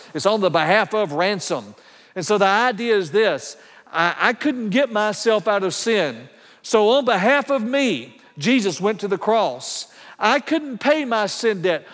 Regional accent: Paulding County, Georgia, United States; now in Lenexa, United States; I grew up in Paulding County, Georgia, when it was very rural.

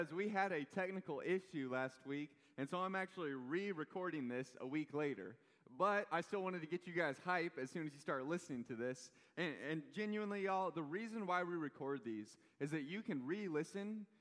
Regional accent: Kansas City, Missouri, United States; I'm from Kansas City.

